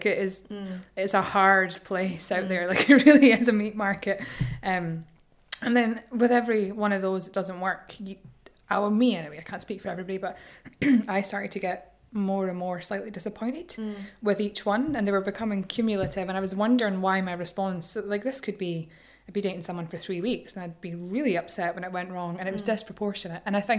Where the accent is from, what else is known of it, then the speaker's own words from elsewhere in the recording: Edinburgh, Scotland, United Kingdom; now in Ireland; I'm from Edinburgh.